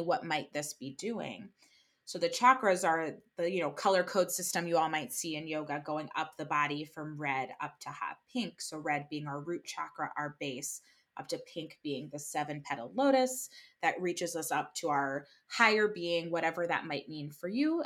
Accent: New Jersey, United States; I'm from New Jersey

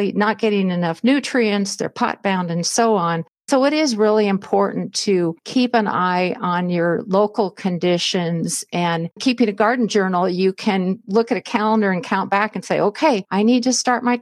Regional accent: Southern California, United States; moved away as an adult; now in Spokane, United States; I grew up in Southern California

